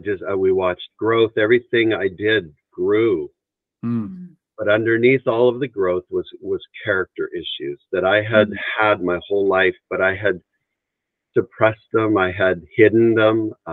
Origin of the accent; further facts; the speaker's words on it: Three Hills, Alberta, Canada; born there; I was born in Canada, up in a little town called Three Hills, Alberta, Canada.